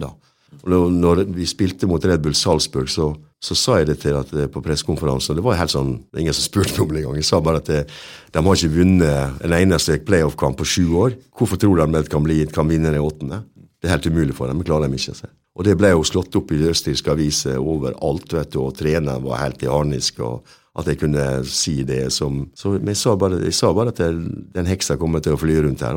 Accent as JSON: {"language": "Norwegian", "country": "Norway", "also_born_or_lived": "England / Sweden / Denmark", "moved": "as an adult", "said": "jeg kom jo der som nordmann"}